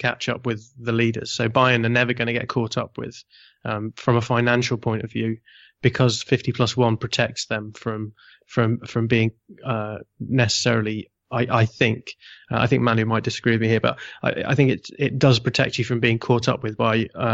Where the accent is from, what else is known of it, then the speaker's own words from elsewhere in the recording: United Kingdom; I am British